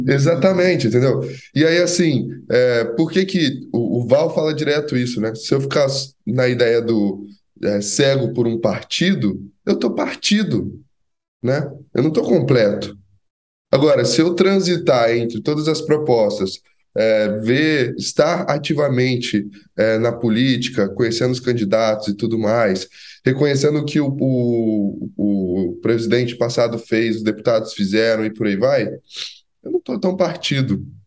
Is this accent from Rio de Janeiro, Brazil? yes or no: yes; Resende, Rio de Janeiro, Brazil; Eu nasci em Resende